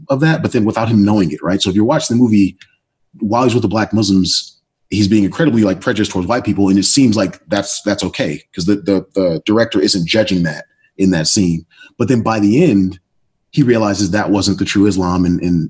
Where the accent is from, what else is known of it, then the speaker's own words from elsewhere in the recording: Oakland, California, United States; black kid growing up in Oakland